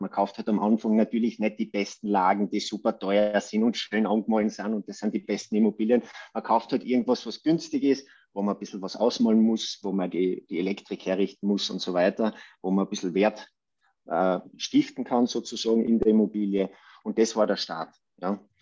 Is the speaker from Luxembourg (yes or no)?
no; Judenburg, Styria, Austria; ich bin dort äh, quasi im Raum Obdach, Judenburg, wenn das ein Begriff ist, aufgewachsen